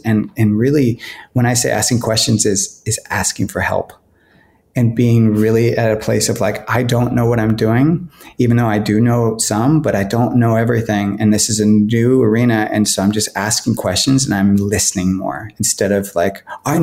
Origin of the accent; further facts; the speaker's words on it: California, United States; moved away as an adult; also born or lived in Los Angeles, United States; now in Portland, United States; I grew up in California